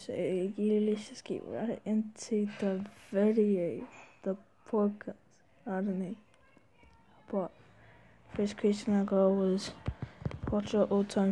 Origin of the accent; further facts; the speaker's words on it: New Zealand; New Zealand, I'm a Māori, and a Kiwi